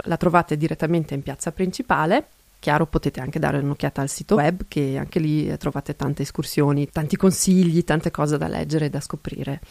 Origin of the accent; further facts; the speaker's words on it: South Tyrol, Trentino-Alto Adige, Italy; Italian is a second language; also born or lived in Kaltern; sono altoatesina, vivo a Caldaro